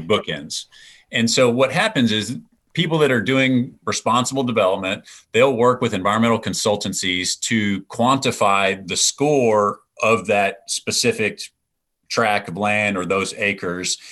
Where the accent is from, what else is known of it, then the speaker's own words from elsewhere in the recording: East Texas, United States; growing up in East Texas